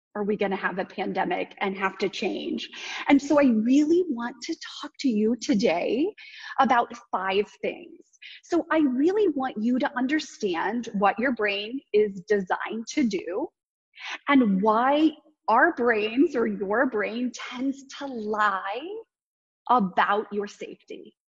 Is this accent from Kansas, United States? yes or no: yes; Kansas, United States; you can tell I'm from Kansas